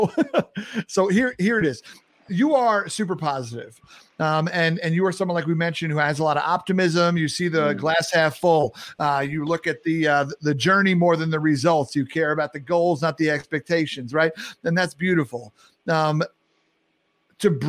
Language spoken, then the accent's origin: English; New York, United States; I'm a New Yorker